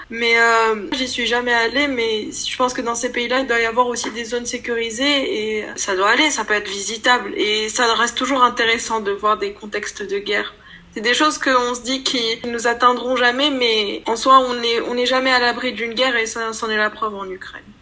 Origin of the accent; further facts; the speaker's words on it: Morocco; moved away as an adult; now in Lyon, France; je viens du Maroc et j'ai grandi dans un contexte où euh, on m'a appris d'avoir peur